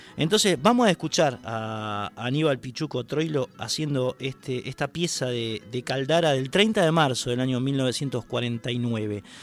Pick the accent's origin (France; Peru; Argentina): Argentina; Lanús, Buenos Aires Province; los que somos de Lanús, nacimos, vivimos y calculo que nos moriremos